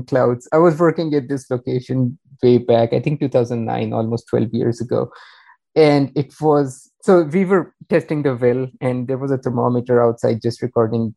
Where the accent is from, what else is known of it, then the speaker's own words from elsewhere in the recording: Pakistan; moved away; also born or lived in Oklahoma; I'm originally from Pakistan.